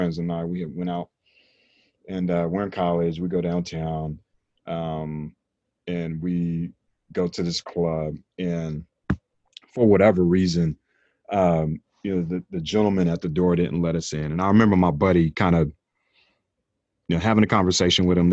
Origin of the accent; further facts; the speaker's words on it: North Carolina, United States; growing up in North Carolina